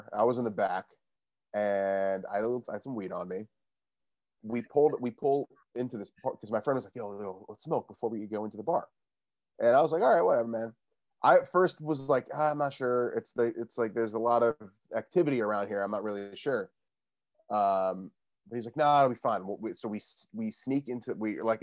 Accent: Westchester, New York, United States; I grew up in Westchester. It's where I am right now, like 45-minute train ride away from the city

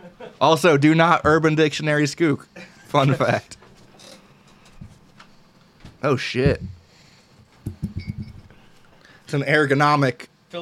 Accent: Philadelphia, Pennsylvania, United States; I grew up in Fishtown down in Philly.

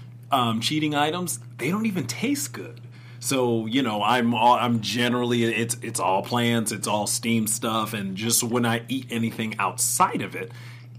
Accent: New York City, New York, United States; I'm from Harlem

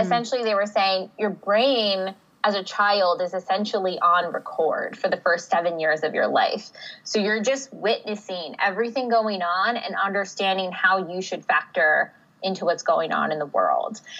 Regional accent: New Jersey, United States; moved away as an adult; also born or lived in Pennsylvania / Chicago; I'm from the East Coast originally. I'm from Jersey

